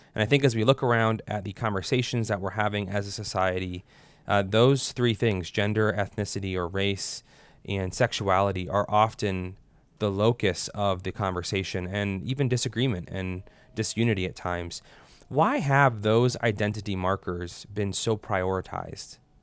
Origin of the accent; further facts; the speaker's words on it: United States; us as Americans